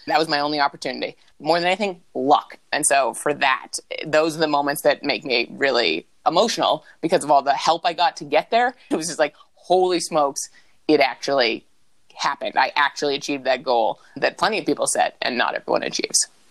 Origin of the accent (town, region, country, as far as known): Vermont, United States; born or raised there; also born or lived in New Hampshire